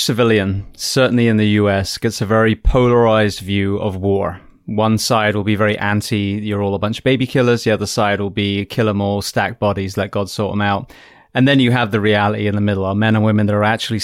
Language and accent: English; England, United Kingdom; moved away; also born or lived in California / Florida; I come from England